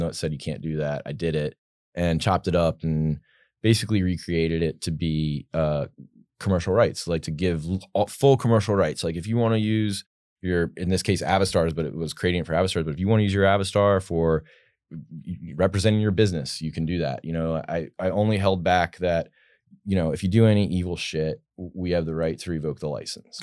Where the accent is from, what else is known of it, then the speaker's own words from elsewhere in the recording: Virginia, United States; I'm from Virginia originally